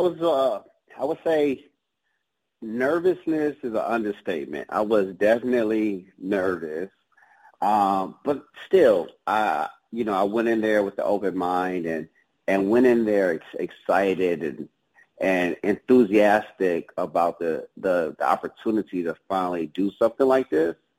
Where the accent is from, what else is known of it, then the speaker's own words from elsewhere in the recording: Detroit, Michigan, United States; moved away; growing up in the D was was pretty tough